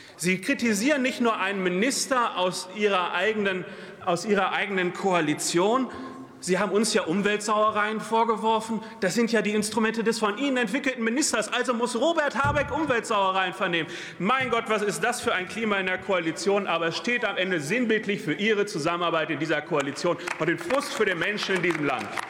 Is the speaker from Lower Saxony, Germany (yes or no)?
no; Lüdenscheid, North Rhine-Westphalia, Germany; bei mir in meiner Heimat, in Lüdenscheid, im Sauerland